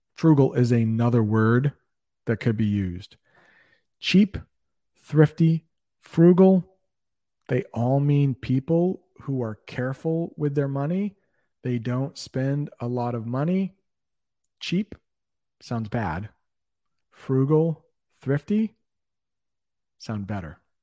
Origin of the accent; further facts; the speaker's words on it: United States; I'm an American